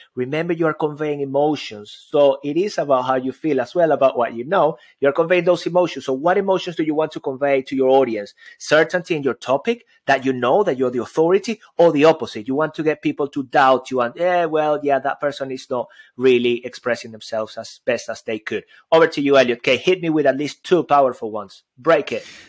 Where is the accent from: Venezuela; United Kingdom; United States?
Venezuela; moved away; I've got an accent. I come from Venezuela.